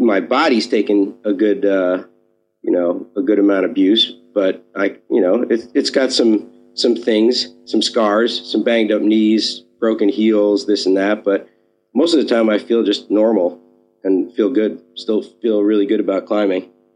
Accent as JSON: {"language": "English", "town": "New York City", "region": "New York", "country": "United States", "tie": "born or raised there", "said": "I grew up here in New York City, uh, in Manhattan, uh, born and raised."}